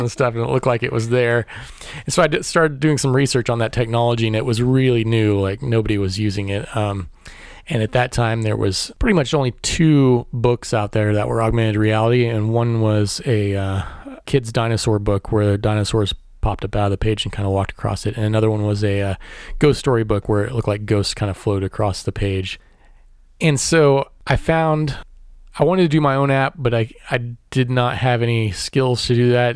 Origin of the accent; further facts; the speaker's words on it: Warrensburg, Missouri, United States; I was born in Warrensburg, Missouri, which is just east of Kansas City, and grew up there